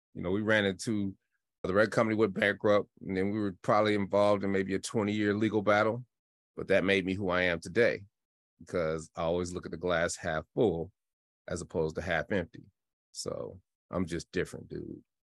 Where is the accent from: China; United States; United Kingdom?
United States; Denver, Colorado; I'm from Denver, Colorado, and I had an incredible childhood 'cause we just got to play